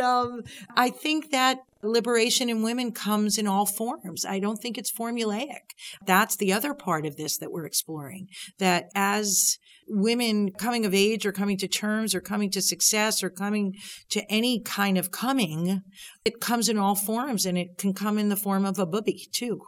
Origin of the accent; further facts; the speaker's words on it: Long Island, New York, United States; I grew up on Long Island, and my dad was part of a bowling league